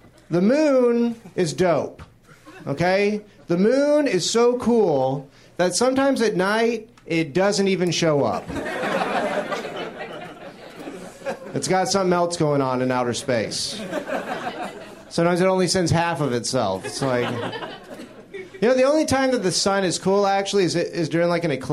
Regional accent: Jacksonville, Florida, United States; moved away; I'm originally from Florida

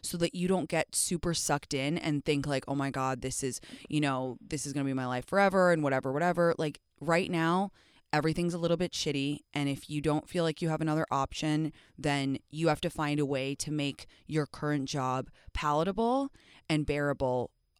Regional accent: England, United Kingdom; I'm from England

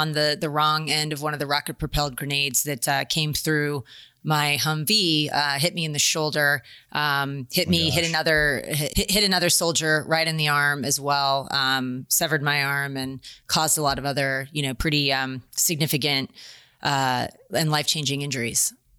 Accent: San Diego, California, United States; I grew up in San Diego, California, Navy town, right?

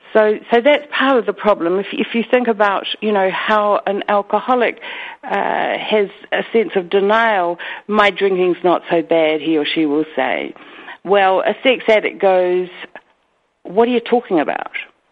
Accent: New Zealand; accent: Kiwi; your listeners can understand my weird Kiwi accent, so I'll try to be as clear as I can.

